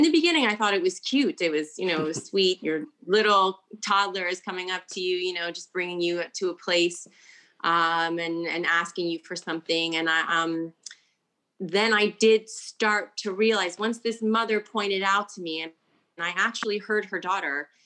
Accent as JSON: {"language": "English", "country": "United States", "also_born_or_lived": "Italy", "first_language": "English", "moved": "as an adult", "lives_now": "United Kingdom", "said": "I'm from the United States"}